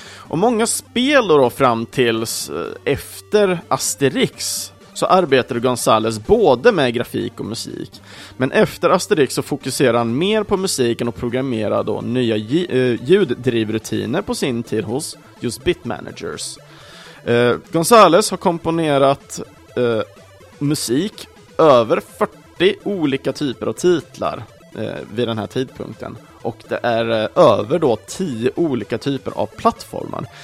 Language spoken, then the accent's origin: Swedish; Sweden; vi svenskar kanske, i alla fall då för oss som föddes på 80-talet